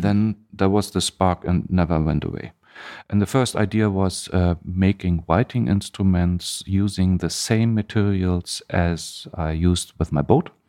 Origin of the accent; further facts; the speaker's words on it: East Germany, Germany; English is a second language; now in Hamburg, Germany; I grew up in Germany, but in the eastern part, in East Germany.